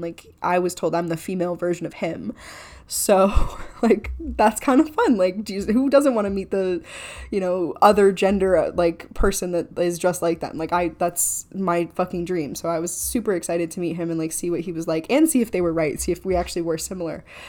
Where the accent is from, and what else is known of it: Clearwater, Florida, United States; born or raised there